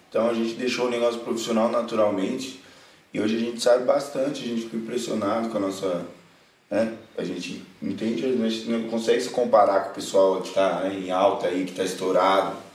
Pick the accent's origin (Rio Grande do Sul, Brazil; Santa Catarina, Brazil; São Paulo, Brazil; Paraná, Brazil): São Paulo, Brazil; Itapecerica da Serra; A gente é de Tapsirica da Serra, né? Eu nasci lá, acredito que o Lucas também.